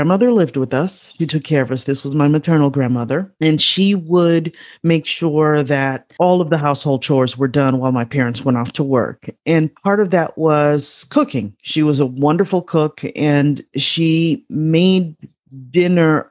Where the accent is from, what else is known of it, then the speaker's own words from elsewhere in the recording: Chicago, Illinois, United States; I grew up on the south side of Chicago